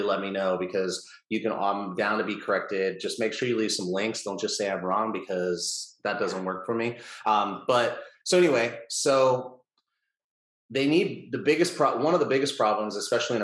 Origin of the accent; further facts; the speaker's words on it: United States; as an American